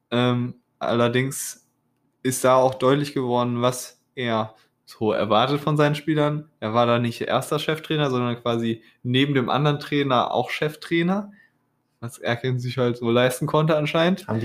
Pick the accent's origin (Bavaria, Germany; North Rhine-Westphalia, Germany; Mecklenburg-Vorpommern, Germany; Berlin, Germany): North Rhine-Westphalia, Germany; Also ich kann ja sagen, wir kommen ja, du kommst nicht aus dem Kreis Höxter, ich komme aus dem Kreis Höxter.